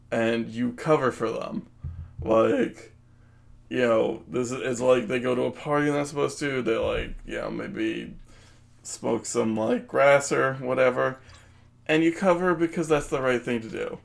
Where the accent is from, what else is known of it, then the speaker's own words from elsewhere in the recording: New Jersey, United States; we're from Jersey